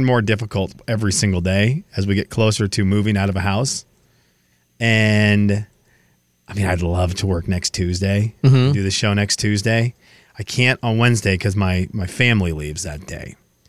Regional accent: Venezuela; because I do want to visit some people that I grew up with in Venezuela who live along the route.

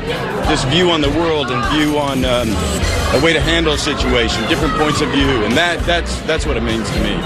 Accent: the Ozarks, United States; Growing up in the Ozarks

